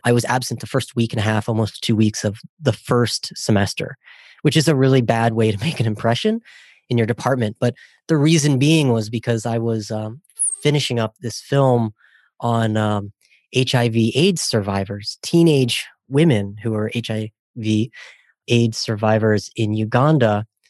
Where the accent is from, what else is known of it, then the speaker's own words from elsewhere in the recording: Ohio, United States; I grew up in Ohio